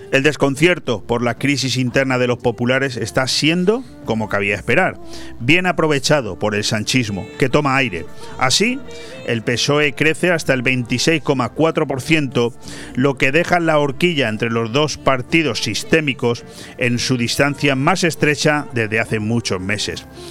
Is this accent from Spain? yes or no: yes; Spain; así somos los españoles